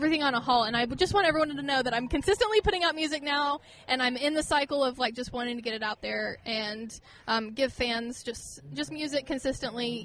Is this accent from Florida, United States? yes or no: no; Oklahoma, United States; I'm from Oklahoma